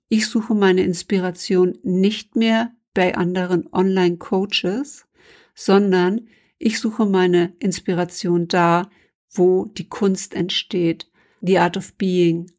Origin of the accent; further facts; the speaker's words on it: Germany; als Deutsche